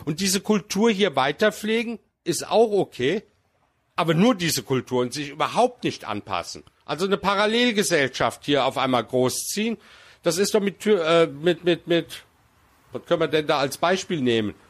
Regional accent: Germany; als Türke, der hier geboren worden ist

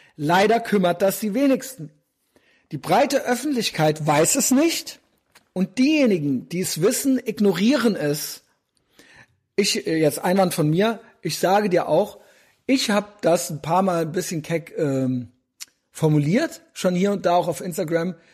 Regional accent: East Germany, Germany; als Ossi

